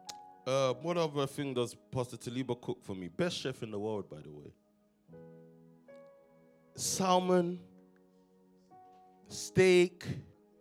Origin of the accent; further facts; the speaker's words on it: London, United Kingdom; We grew up in Stockwell